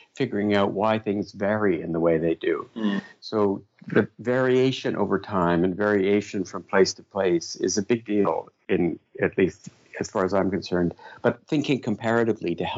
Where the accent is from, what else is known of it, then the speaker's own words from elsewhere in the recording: Canada; also born or lived in London; being Canadian